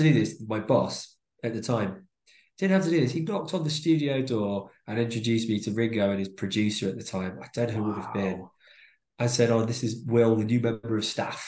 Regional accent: Chiddingfold, South East England, United Kingdom; moved away as an adult; also born or lived in Fareham, Hampshire / Farnham / London; now in Diss, United Kingdom; So I grew up in Surrey. In a little village called Chiddingfold, which is near a bigger town

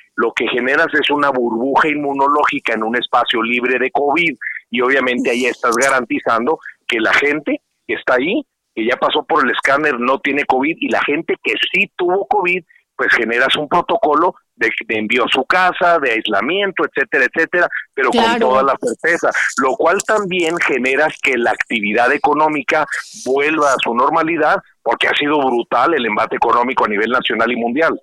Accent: Ciudad Juárez, Chihuahua, Mexico; yo soy de Ciudad Juárez, soy chihuahuense

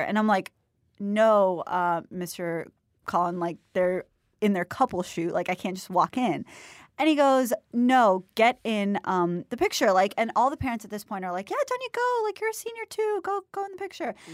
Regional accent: Florida, United States; also born or lived in Mumbai; I'm from Florida.

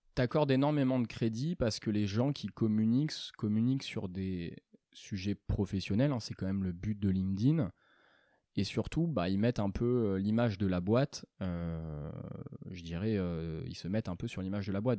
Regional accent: Angoulême, Nouvelle-Aquitaine, France; je suis originaire d'Angoulême, d'abord. J'ai commencé là-bas avec un bac ES

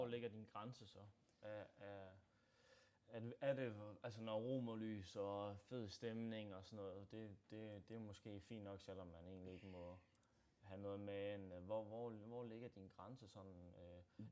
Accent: Odense, Southern Denmark, Denmark; born or raised there; also born or lived in North Jutland

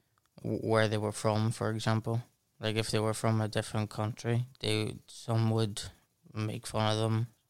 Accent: Derry, Northern Ireland, United Kingdom; born or raised there

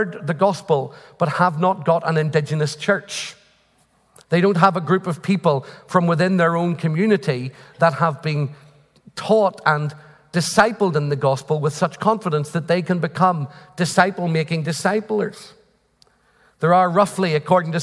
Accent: Northern Ireland, United Kingdom; I'm from Northern Ireland

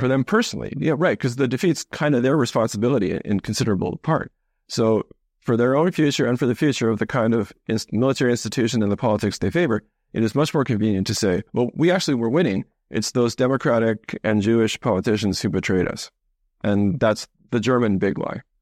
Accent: Canada; I grew up mostly in Canada.

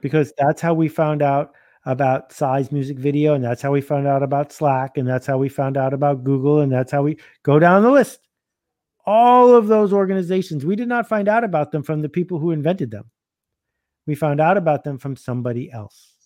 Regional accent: Buffalo, New York, United States; I grew up in Buffalo playing hockey

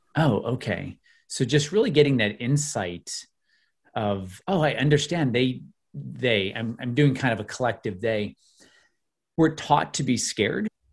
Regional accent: outside of Chicago, Illinois, United States; I grew up in the Midwest. I grew up in Illinois outside of Chicago

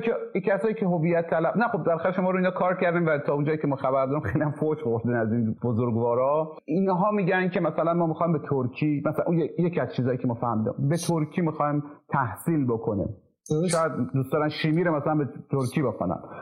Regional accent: Khorasan, Iran; accent: Khorasani Persian; first language Khorasani Persian; moved away; زبان مادری ما مثلا فارسی خراسانی

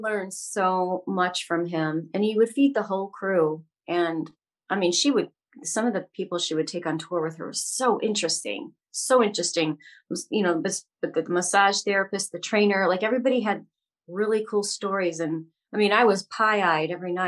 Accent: Ohio, United States; moved away; I'm from Ohio originally, and I grew up in a very Midwestern family.

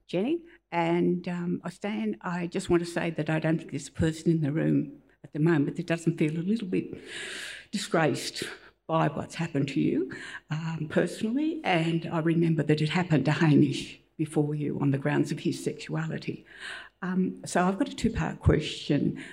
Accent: South Africa; now in Australia; I'm from South Africa

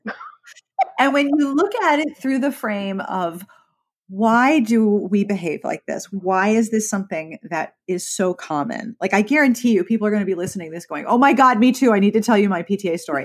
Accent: Pittsburgh, Pennsylvania, United States; I was actually from Pittsburgh, which has its own regional accent

